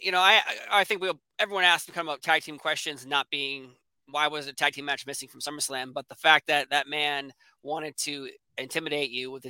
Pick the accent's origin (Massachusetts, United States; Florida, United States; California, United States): Massachusetts, United States; Boston; I'm from Boston.